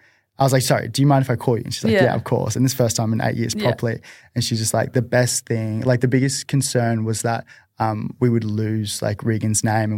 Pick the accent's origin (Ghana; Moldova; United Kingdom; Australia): Australia; Nerang, Queensland; Like I grew up in Narang, where Amber's from, and heavily Polynesian based as well